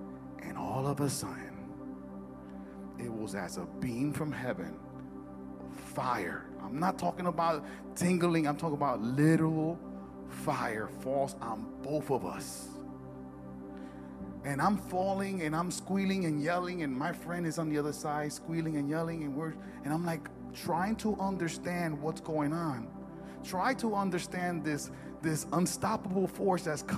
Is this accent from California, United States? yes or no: no; Newark, New Jersey, United States; I'm from Newark